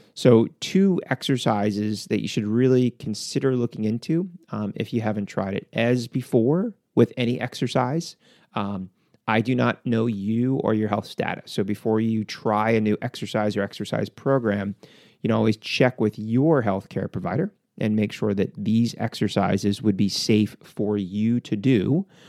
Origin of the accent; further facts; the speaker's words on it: United States; as an American